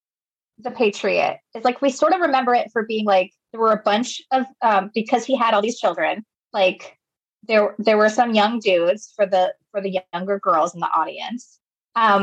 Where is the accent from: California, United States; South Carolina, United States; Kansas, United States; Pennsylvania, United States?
South Carolina, United States; Oconee County; I grew up in Oconee